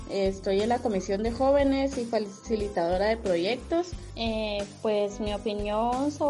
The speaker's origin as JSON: {"language": "Spanish", "country": "Guatemala", "said": "eh, soy de Guatemala"}